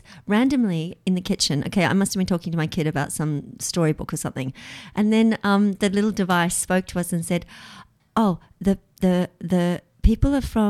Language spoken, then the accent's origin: English; Australia; Being Australian.